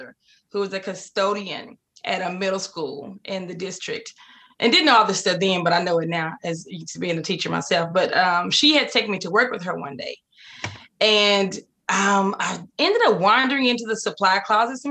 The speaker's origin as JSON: {"language": "English", "town": "Waco", "region": "Texas", "country": "United States", "tie": "born or raised there", "said": "I'm from Waco, Texas"}